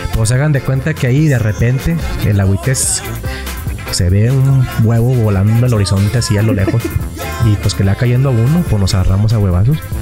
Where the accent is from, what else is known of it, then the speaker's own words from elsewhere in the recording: Mexico; also born or lived in Madera; nuestra tradición como mexicanos